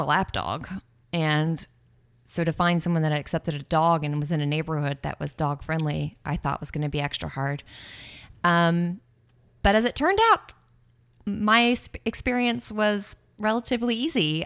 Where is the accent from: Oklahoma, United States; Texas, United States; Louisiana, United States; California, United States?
Texas, United States; Austin; moved away as an adult; now in San Francisco, United States; was born and raised in Austin, Texas. Um, I lived there with my family until I was around